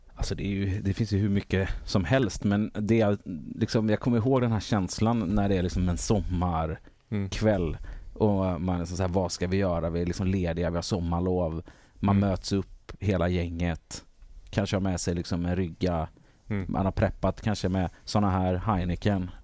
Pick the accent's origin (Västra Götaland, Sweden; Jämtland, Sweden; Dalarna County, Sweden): Västra Götaland, Sweden; Gothenburg; Göteborg. Ja. Eh, Guldheden heter området